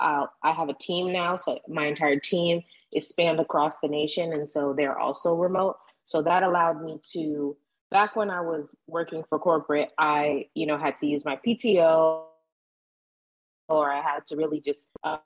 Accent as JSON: {"language": "English", "region": "Florida", "country": "United States", "tie": "born or raised there", "moved": "as an adult", "lives_now": "Dallas, United States", "said": "I am originally from Florida. I lived in Florida most of my life. I just recently moved to Dallas, Texas."}